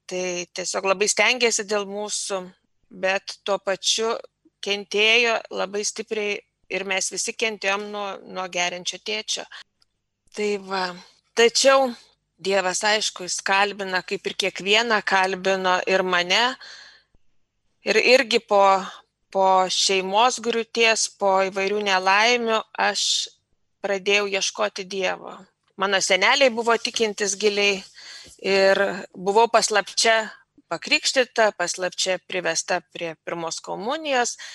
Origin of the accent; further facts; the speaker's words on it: near Klaipėda, between Šilutė and Klaipėda, Klaipėda County, Lithuania; Augau aš irgi Klaipėdos, netoli Klaipėdos, tarp Šilutės ir Klaipėdos, nedidelėme bažnytkaimyje. Ir mano mama buvo mokytoja ir to tikėjimo mes negalėjom gauti tarybiniais metais, mama bijojo prarasti darbą.